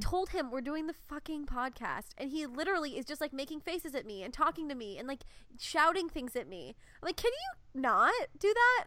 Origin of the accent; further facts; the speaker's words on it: New Hampshire, United States; University of New Hampshire, um, in my, my home state